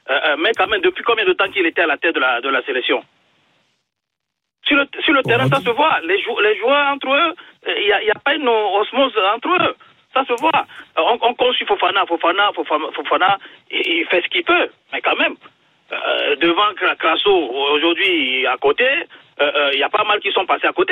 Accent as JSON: {"language": "French", "country": "Togo", "said": "je suis togolais"}